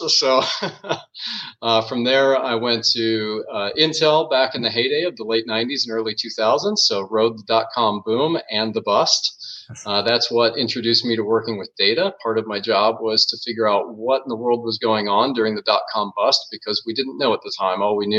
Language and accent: English; Phoenix, Arizona, United States; moved away as an adult; now in Budapest, Hungary; Well, that's a tough question to answer, but the core of it would be Phoenix, Arizona, and aroun